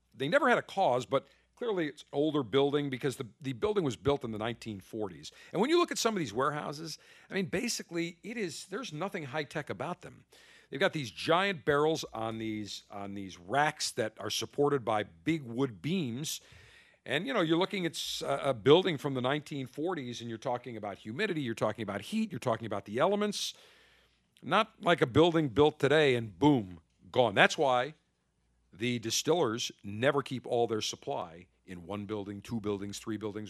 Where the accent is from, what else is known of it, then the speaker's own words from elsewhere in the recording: Buffalo, New York, United States; moved away; Buffalo, New York, my hometown.